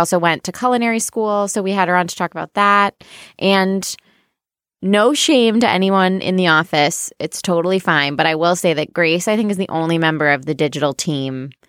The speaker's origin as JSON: {"language": "English", "region": "Midwest", "country": "United States", "said": "we're both from the Midwest."}